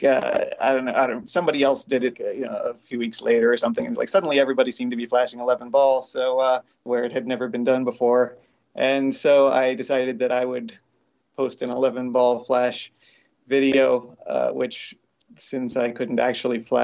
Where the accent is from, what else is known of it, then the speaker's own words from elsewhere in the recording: Miami, Florida, United States; I grew up in Miami